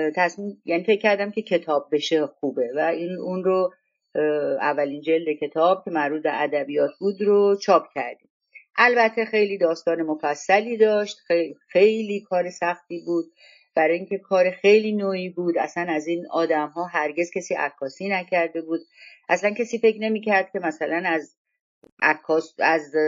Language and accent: Persian; Gorgan, Golestan, Iran; moved away as an adult; also born or lived in Tehran; من از گرگان بودم و آمدم تهران و دانشگاه میرفتم